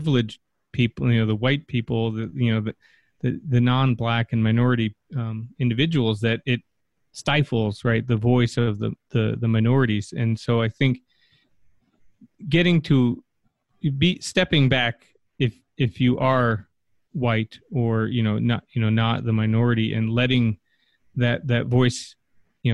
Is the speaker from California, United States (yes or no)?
no; Connecticut, United States; also born or lived in Los Angeles; now in Flint, United States; growing up in Connecticut and working